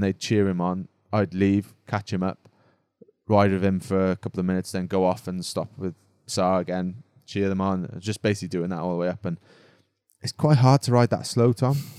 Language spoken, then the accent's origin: English; Wales, United Kingdom; now in Monaco; being Welsh